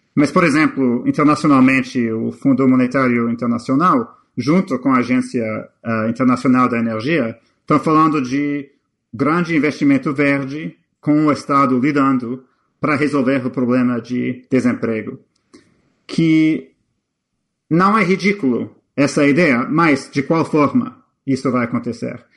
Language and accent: Portuguese; Canada; now in United States; eu sou canadense. A minha mãe, a minha mãe é guatemalteca